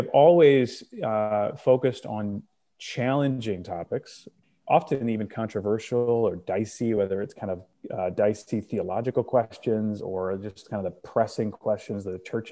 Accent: Northern Indiana, United States; moved away as an adult; now in Grand Rapids, United States; So I am originally from Indiana. I grew up in Northern Indiana, moved to Grand Rapids.

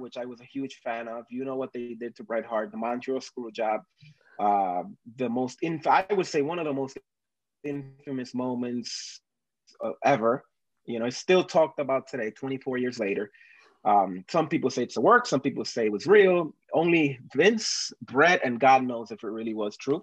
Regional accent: Dominican Republic; moved away; I am originally from Dominican Republic.

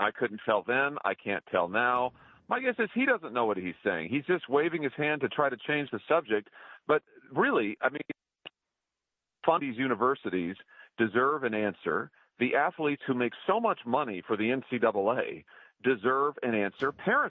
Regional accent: Missouri, United States; my home state of Missouri.

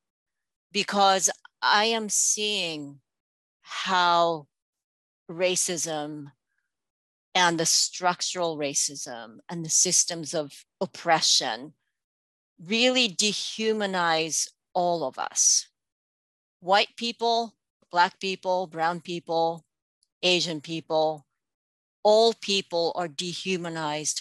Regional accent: Japan; English is a second language; now in United States; I'm from Japan. But then after I hit that point where I'd spent more time in this country than I did in my home country

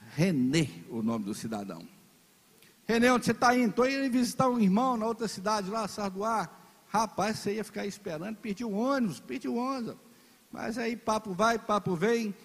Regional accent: Virgolândia, Minas Gerais, Brazil; nasci em Virgolândia

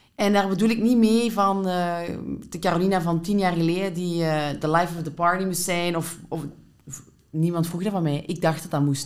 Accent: Limburg, Flanders, Belgium; moved away as an adult; now in Antwerp, Belgium; als ik hier ben komen wonen in Antwerpen, 15 jaar geleden, vond ik dat zo opvallend, want ik kom van Limburg

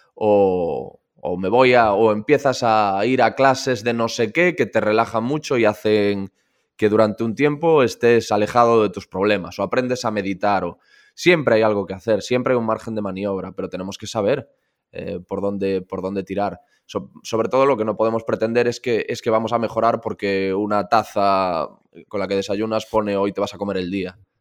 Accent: Corcubión, Galicia, Spain; moved away; Yo estoy en Radio Corcubión, en la cadena Ser eh, Costa Morte, que es la de mi pueblo

